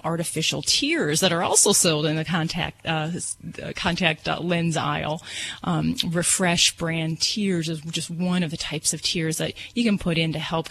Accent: Hammond, Indiana, United States; I'm from Hammond, Indiana.

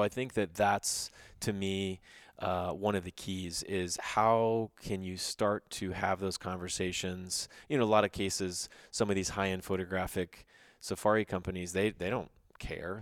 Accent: Texas, United States; I'm from Texas

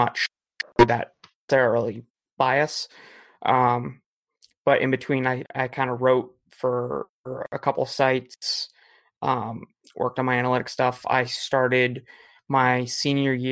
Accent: New England, United States; growing up in New England, all we had was the Bruins growing up

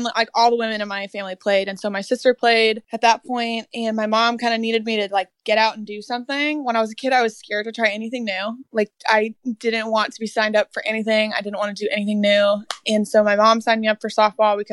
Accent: Brea, California, United States; I grew up in Brea, California. It's in Orange County

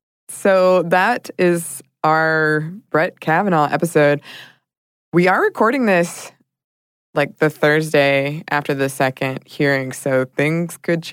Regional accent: Ireland; I am Irish, and as Ireland is a very small country, the vast majority of people have passports

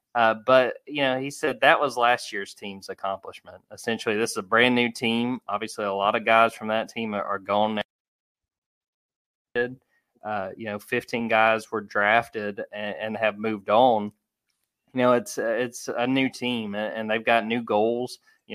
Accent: Georgia, United States; also born or lived in Auburn, Alabama; I'm from Georgia, graduated from UGA.

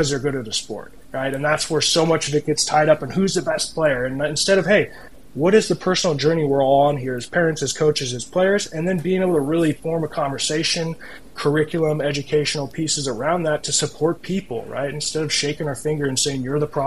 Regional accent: United States; also born or lived in Toronto, Canada; now in Kirkland, United States; as an American, you don't grow up learning all kinds of things about Canada

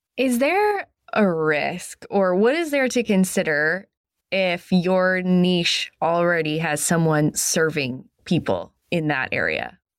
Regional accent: New England, United States; I'm from New England. I live in Maine.

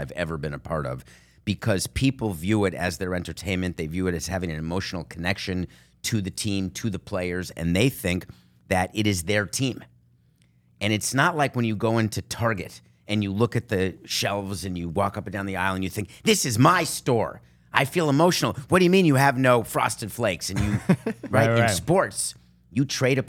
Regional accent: United States; I am American and a Jew

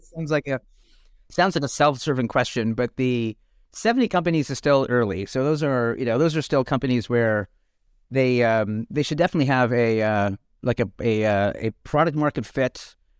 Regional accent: Canada; now in United States; I grew up in Canada

